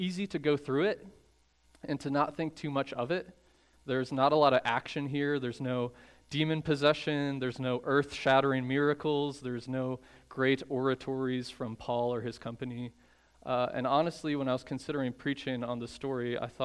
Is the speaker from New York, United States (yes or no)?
no; Chicago, Illinois, United States; I'm from the Chicago area